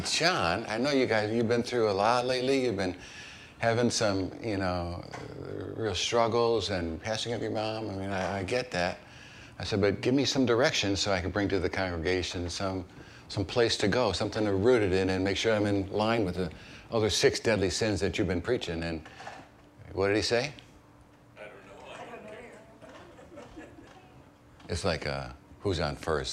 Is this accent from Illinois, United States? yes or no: yes; Chicago, Illinois, United States; moved away as an adult; also born or lived in East Texas; I grew up in Chicago, and I arrived in East Texas for my first call